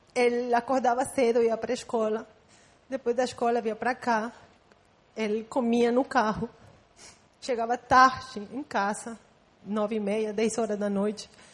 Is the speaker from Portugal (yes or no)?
no; Guatemala; first language Spanish; Portuguese is a second language; moved away as an adult; now in Brazil; Eu nasci em Guatemala. Então, eu falo espanhol, só que eu tenho já 10 anos morando aqui.